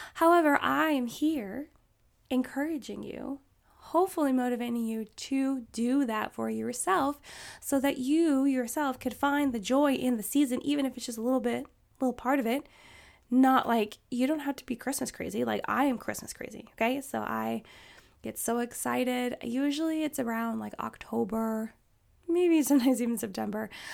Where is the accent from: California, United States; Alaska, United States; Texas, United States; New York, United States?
Alaska, United States; I grew up in Alaska